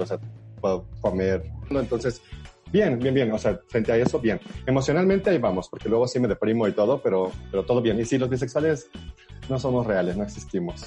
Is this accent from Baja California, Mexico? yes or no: no; Huasteca, San Luis Potosí, Mexico; moved away; yo soy de la Huasteca